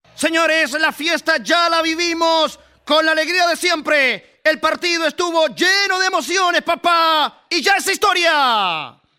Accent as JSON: {"language": "Spanish", "country": "Chile", "said": "somos felices todos los chilenos"}